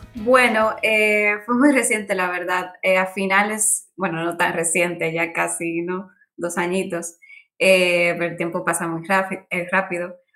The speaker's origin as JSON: {"language": "Spanish", "country": "Dominican Republic", "moved": "as an adult", "lives_now": "Barcelona, Spain", "said": "yo soy de República Dominicana, eh, vine, bueno, una isla del Caribe donde es verano todo el año. Estudié arquitectura allí"}